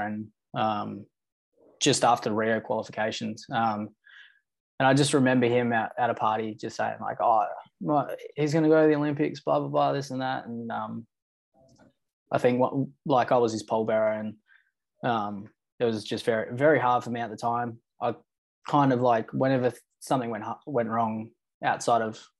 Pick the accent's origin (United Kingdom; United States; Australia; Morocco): Australia; Noongar, Western Australia; I introduce myself as a Noongar man first and foremost